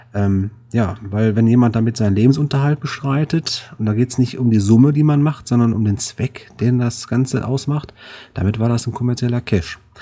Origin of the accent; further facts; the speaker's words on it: Duisburg, North Rhine-Westphalia, Germany; hier Duisburg, ist ja meine Heimat